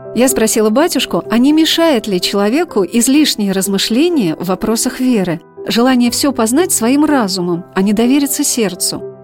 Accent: Saratov, Saratov Oblast, Russia; born or raised there

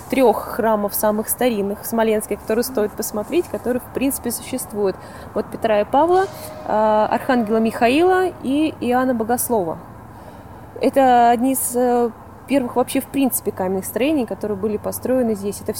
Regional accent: Moscow Oblast, Russia; Нет. Откуда вы? Из Подмосковья.

